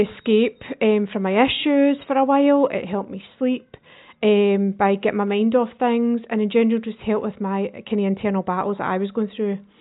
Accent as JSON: {"language": "English", "town": "Lanark", "region": "Scotland", "country": "United Kingdom", "said": "I'm from Lanark in Lanarkshire"}